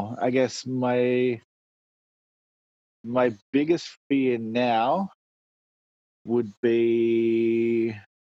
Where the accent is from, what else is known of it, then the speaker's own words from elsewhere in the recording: Port Pirie, South Australia, Australia; now in Perth, Australia; Grew up in Port Pirie, South Australia